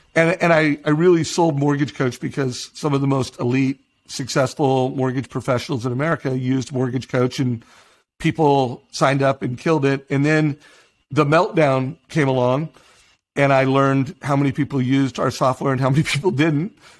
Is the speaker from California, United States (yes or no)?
yes; Huntington Beach, California, United States; I grew up in Huntington Beach